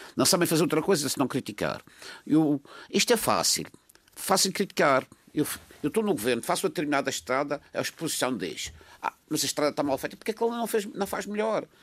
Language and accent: Portuguese; São Vicente, Madeira, Portugal; eu orgulho de dizer que sou natural do Conselho de São Vicente